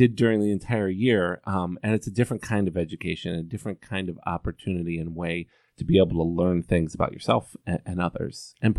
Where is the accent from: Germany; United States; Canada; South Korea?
United States; Columbus, Ohio; You know, I grew up in Columbus, Ohio, a slightly smaller town.